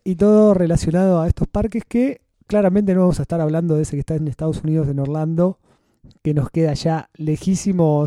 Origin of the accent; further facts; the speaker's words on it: San Clemente del Tuyú, Buenos Aires Province, Argentina; mi ciudad natal de San Clemente